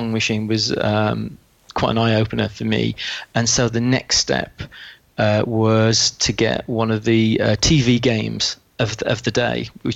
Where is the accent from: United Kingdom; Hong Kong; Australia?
United Kingdom; West Midlands; As you can probably tell from the accent, I'm from the West Midlands.